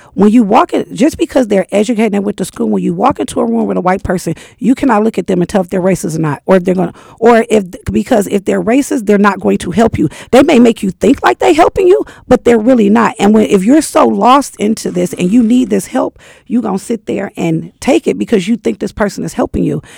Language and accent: English; Michigan, United States; because I'm from Michigan, you could work in a shop